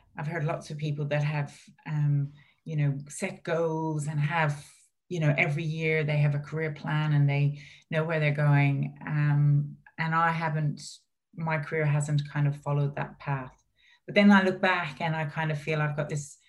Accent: Ireland; growing up in Ireland

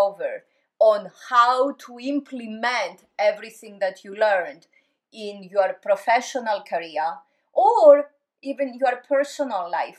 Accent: Greece; moved away; I grew up in Greece.

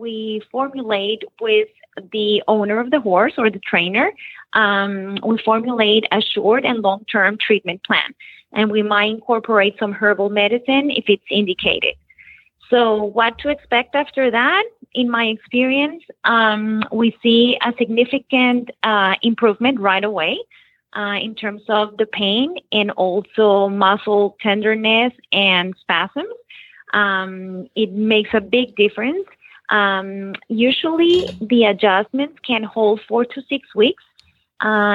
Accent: Bogota, Colombia; moved away as an adult; also born or lived in Nashville, Tennessee; now in Florida, United States; I was born in Nashville, Tennessee, but I was raised in Bogota, Colombia.

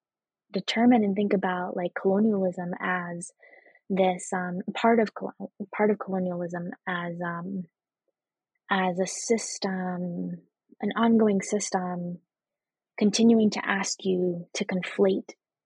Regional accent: Boston, Massachusetts, United States; also born or lived in Venezuela; I was born here in the United States and immediately went back to Venezuela for 4 years and then came back grew up in Boston

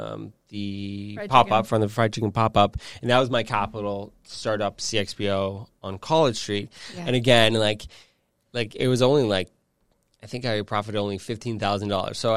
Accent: Burlington, Ontario, Canada; moved away as an adult; now in Toronto, Canada; I'm originally from Burlington, but I've lived in Toronto. I'm almost 40. Mm-hmm. I lived in Toronto since I was 18

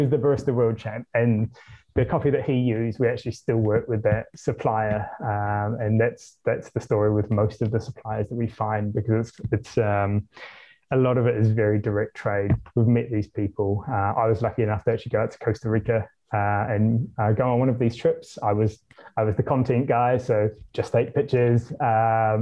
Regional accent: New Zealand; now in London, United Kingdom; I'm from New Zealand

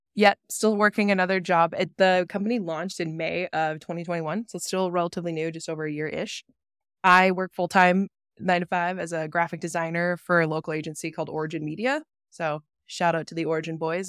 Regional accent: Billings, Montana, United States; moved away as an adult; also born or lived in Atlanta, Georgia / Bozeman, Montana; now in Jackson, United States; I am unfortunately from Billings, Montana, the great metropolis of refineries that it is. that is where I grew up and was raised

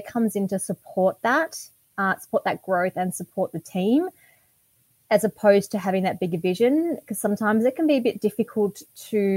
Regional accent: Geelong, Victoria, Australia; also born or lived in Melbourne; I grew up in Melbourne. My parents owned a chain of laundromats in Burwood. And then they gave all that up for the country lifestyle. And we moved down to Geelong. And they bought a 200-acre property. And that's where we grew up

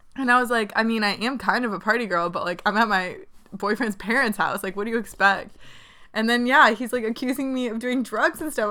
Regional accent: Connecticut, United States; now in Charlotte, United States; we grew up in Connecticut

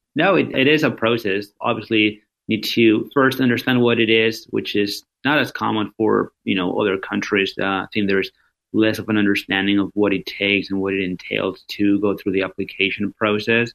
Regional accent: Madrid, Community of Madrid, Spain; moved away; I am originally from Spain, born and raised in in Madrid.

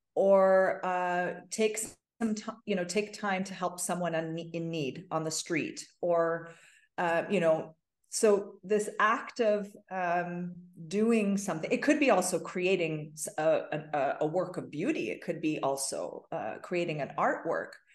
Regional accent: Toronto, Ontario, Canada; I grew up in Toronto

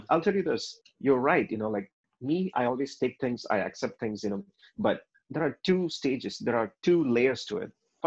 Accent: India; we are Indian

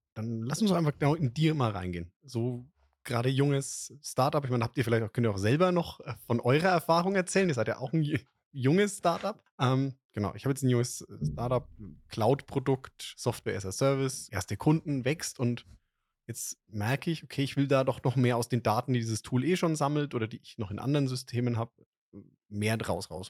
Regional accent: Franconia, Germany; als Franke

